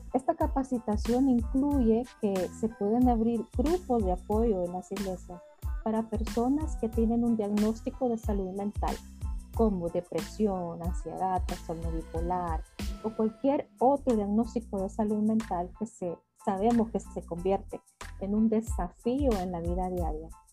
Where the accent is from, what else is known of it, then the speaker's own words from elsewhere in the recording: El Salvador; yo soy salvadoreña